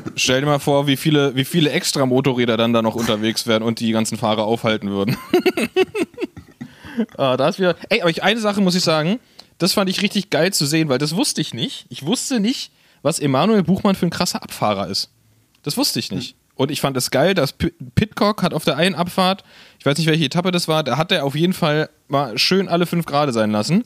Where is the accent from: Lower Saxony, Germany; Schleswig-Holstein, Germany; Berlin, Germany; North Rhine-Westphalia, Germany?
Berlin, Germany; als Berliner